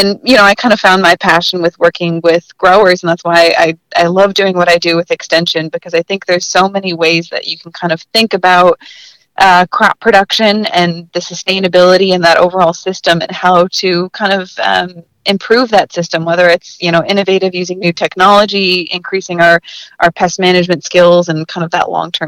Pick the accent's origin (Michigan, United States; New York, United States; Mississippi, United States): Michigan, United States; Traverse City; moved away; I'm from Northern Michigan originally.